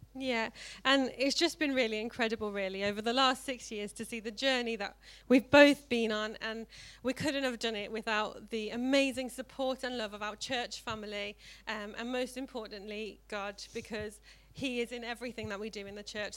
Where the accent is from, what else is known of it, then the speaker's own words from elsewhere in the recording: South Africa; now in Tamworth, United Kingdom; I grew up in South Africa and grew up in a Christian family